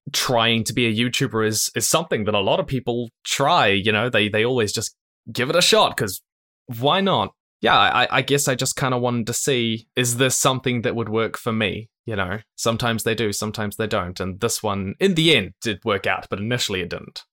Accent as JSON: {"language": "English", "town": "Christchurch", "region": "Canterbury", "country": "New Zealand", "tie": "born or raised there", "said": "I was born in New Zealand, Christchurch, which is the other side of the world to basically everywhere in the world"}